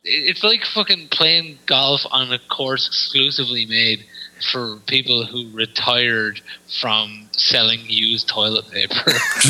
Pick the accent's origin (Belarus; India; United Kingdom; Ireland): Ireland; Enniscorthy, County Wexford; now in Galway, Ireland; I am from Enniscarthy, yes.